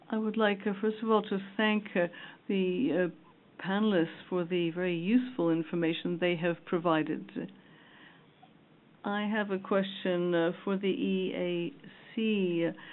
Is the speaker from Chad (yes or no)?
yes; Chad; I'm from Chad, by the way. Sorry I didn't introduce myself.